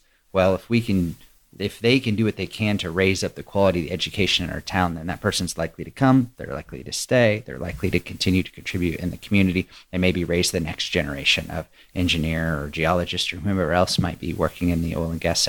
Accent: Dallas, Texas, United States; also born or lived in Austin, Texas / Los Angeles, California; now in Midland, United States; I was born in Dallas. I went to school in Austin. I lived in Los Angeles.

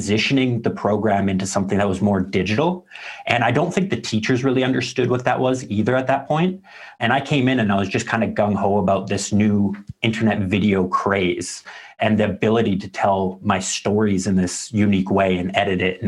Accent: Canada

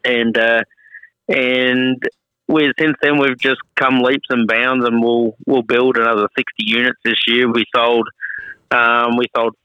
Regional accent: Dimboola, Victoria, Australia; moved away as an adult; also born or lived in Minnesota, United States; now in United States; I actually grew up on a wheat farm in the southeast of Australia, about 4 hours northwest

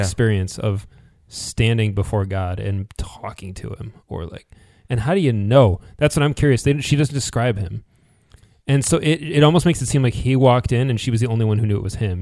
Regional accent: United States; as an American

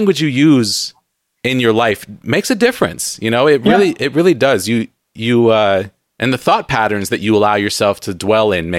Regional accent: San Diego, California, United States; now in Seattle, United States; growing up in San Diego

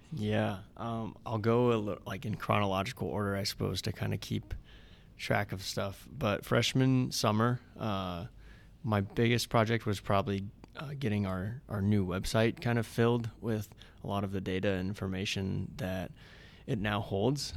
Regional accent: Hamburg, Iowa, United States; also born or lived in Ames, Iowa; I grew up in Southwest Iowa. Hamburg was the name of the town.

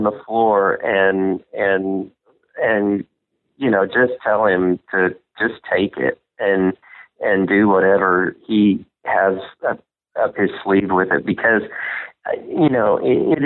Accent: Southern Indiana, United States; I grew up in Southern Indiana

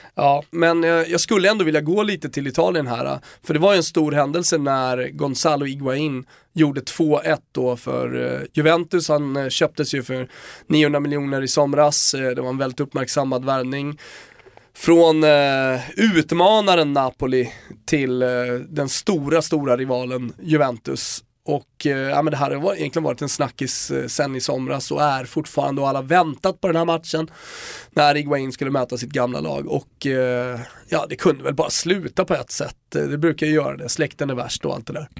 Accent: Rönninge, Stockholm County, Sweden; jag är från Rönninge, ligger ganska nära Gröninge.

